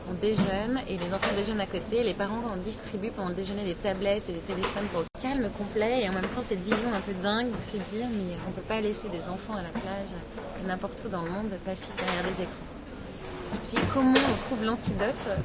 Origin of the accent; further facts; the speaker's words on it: Lyon, Auvergne-Rhône-Alpes, France; J'ai démarré ma carrière à Lyon, je suis lyonnaise